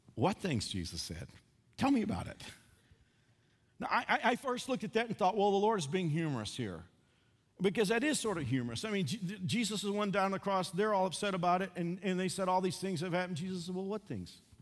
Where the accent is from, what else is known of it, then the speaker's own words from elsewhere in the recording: Fort Worth, Texas, United States; moved away; I drove to my hometown of Fort Worth.